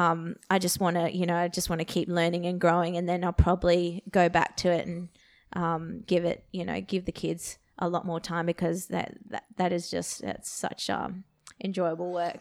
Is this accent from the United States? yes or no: no; Perth, Western Australia, Australia; I grew up in Perth